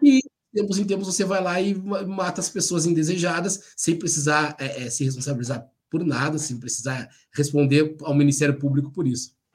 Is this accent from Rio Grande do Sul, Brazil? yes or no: yes; by the Lagoa dos Patos, Rio Grande do Sul, Brazil; moved away; eu cresci, desde cresci mesmo, assim, desde os três anos de idade. A casa onde eu morava, volta e meia, quando tinha chuva muito forte, a Lagoa dos Patos ali transbordava